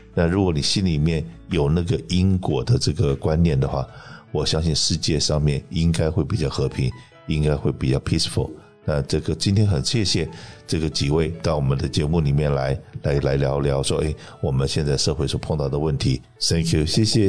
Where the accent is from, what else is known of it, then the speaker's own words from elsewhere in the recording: Taiwan; now in California, United States; 我是从台湾来的中国人